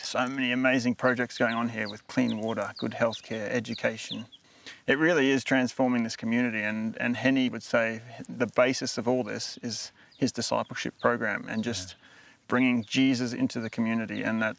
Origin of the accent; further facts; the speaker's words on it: Australia; now in Kenya; I'm very Australian. There's a lot of things I do and say that are Australian